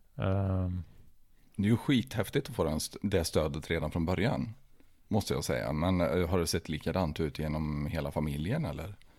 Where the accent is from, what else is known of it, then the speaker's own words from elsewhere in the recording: Tidaholm, Västra Götaland, Sweden; vi har ju växt upp på samma ställe i Tidaholm.